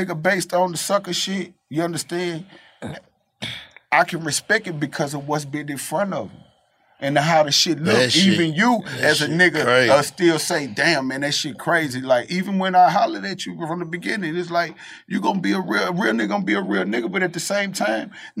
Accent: the South, United States; I'm from the South

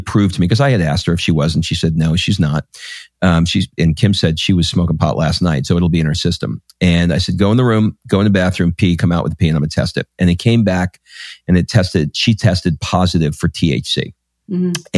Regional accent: New York, United States; I used to listen to him on the AM radio because I grew up in New York, and he had a radio show on WNBC.

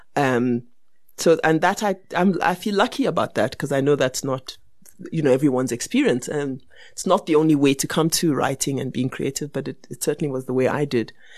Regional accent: Barbados; now in South Africa; And I was born in, and I was born in Barbados

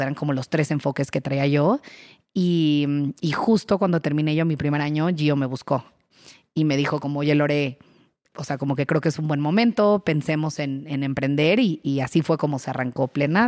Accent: Querétaro, Mexico; moved away as an adult; now in Mexico City, Mexico; yo soy queretana, eh, me vine al DF a estudiar administración, me quedé aquí

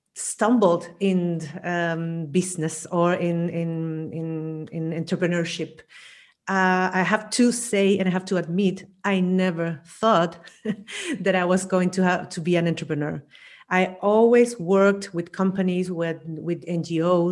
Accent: Chile; moved away as an adult; also born or lived in Vienna, Austria; now in Spain; I'm originally from Chile

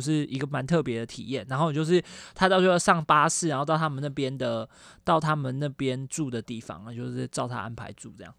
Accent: Taiwan; 我们台湾人

